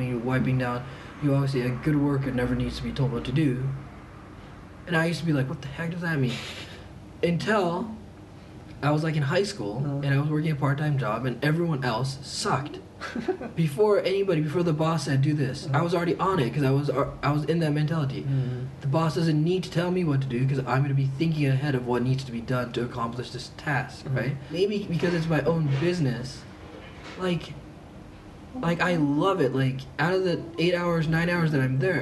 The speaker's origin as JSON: {"language": "English", "country": "Japan", "tie": "born or raised there", "said": "we grew up in Japan"}